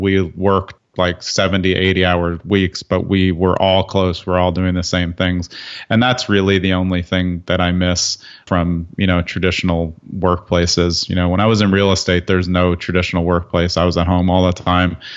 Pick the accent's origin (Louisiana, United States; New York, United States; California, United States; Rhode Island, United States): New York, United States; New York City; moved away as an adult; now in New Jersey, United States; I grew up in Brooklyn, so I was used to city-type living